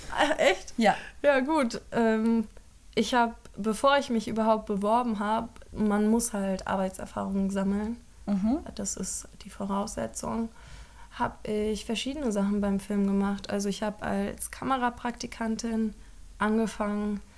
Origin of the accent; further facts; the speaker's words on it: Frankfurt am Main, Hesse, Germany; moved away; also born or lived in Ludwigsburg; Ich komme aus Frankfurt am Main